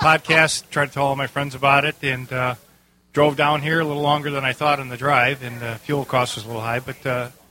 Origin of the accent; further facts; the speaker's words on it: Chicago, Illinois, United States; I'm from suburbs of Chicago.